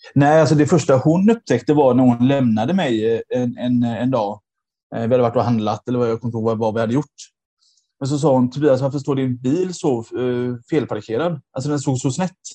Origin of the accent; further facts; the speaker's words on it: Gothenburg, Västra Götaland, Sweden; moved away as an adult; now in Nödinge, Sweden; jag är då eh, från Göteborg ursprungligen.